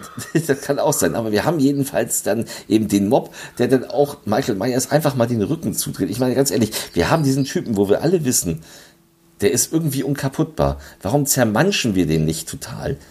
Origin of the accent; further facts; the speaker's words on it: Lübeck, Schleswig-Holstein, Germany; Lübeck, also meiner Heimatstadt.